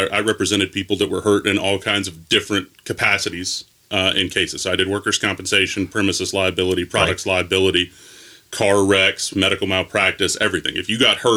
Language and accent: English; Gallatin, Tennessee, United States; also born or lived in Nashville, Tennessee; I grew up in Gallatin, so about 20 minutes north of town, on a cattle farm